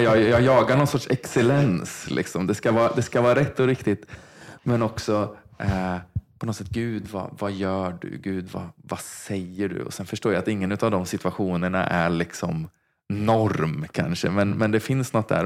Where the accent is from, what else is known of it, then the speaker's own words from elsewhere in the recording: Vargön, Västra Götaland, Sweden; Jag är uppvuxen i Vargön